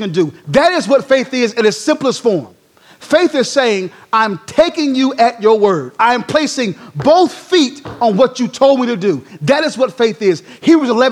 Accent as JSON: {"language": "English", "town": "Durham", "region": "North Carolina", "country": "United States", "tie": "born or raised there", "moved": "as an adult", "said": "born and raised in Durham, North Carolina"}